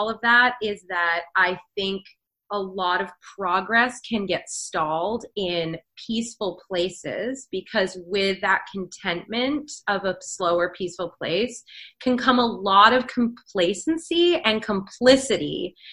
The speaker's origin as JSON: {"language": "English", "area": "Vancouver Island", "region": "British Columbia", "country": "Canada", "tie": "born or raised there", "also_born_or_lived": "Northern England", "said": "I was actually born in Northern England and I moved to Vancouver Island when I was one. So I didn't grow up there"}